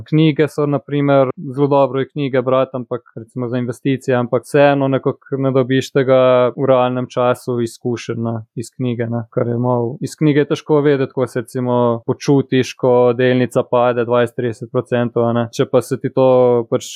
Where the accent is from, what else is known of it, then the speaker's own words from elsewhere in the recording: Cerknica, Slovenia; also born or lived in Postojna; sem iz Cerknice, star sem 31 let, hodil sem pač na gimnazijo v Postojni